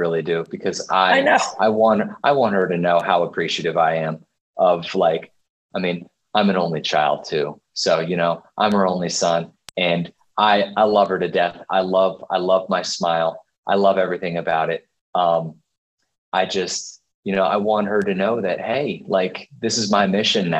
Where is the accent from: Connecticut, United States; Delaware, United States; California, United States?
Delaware, United States; Dover; I grew up in Dover, Delaware